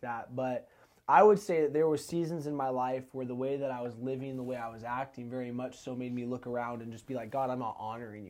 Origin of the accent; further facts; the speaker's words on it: Arlington, Washington, United States; I'm born and raised in Snohomish County. Uh, I was born in Arlington, grew up there my whole life.